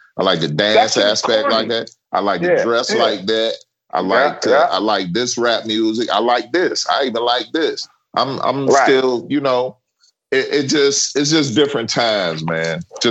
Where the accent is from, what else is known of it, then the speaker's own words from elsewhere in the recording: Memphis, Tennessee, United States; grew up in Memphis, Tennessee